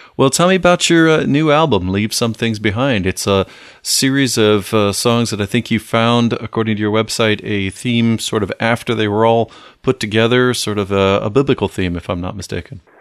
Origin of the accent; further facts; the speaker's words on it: Toledo, Ohio, United States; growing up near Toledo, Ohio, which is flat.